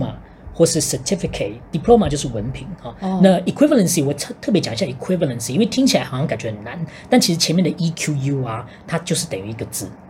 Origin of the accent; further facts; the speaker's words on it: Singapore; 我这新加坡人台语不好